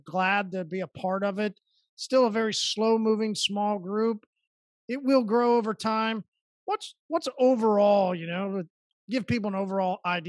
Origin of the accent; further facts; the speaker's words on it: Oklahoma, United States; I'm from Oklahoma. See, we hear that they do.